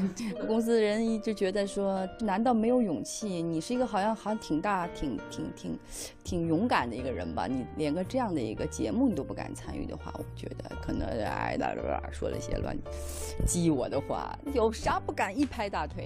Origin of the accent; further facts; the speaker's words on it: Xi'an, Shaanxi, China; accent: Shaanxi dialect; first language Shaanxi dialect; moved away; 我是西安人，这是我家乡刮出来的风。我喜欢吃面食